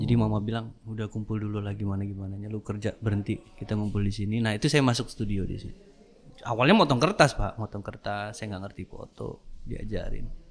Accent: Dumai, Riau, Indonesia; also born or lived in Jakarta; kita lahir di Jakarta mm empat beradik tapi 91 orang tua tuh pindah ke Dumai.

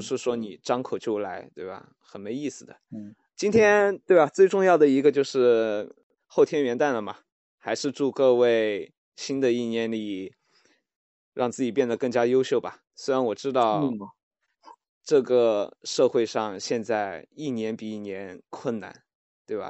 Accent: Chengdu, Sichuan, China; now in Shanghai, China; 我现在在上海，然后我家是成都的嘛

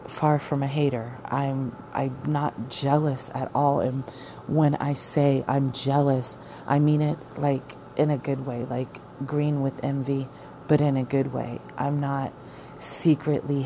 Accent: Arizona, United States; moved away; we're from Arizona

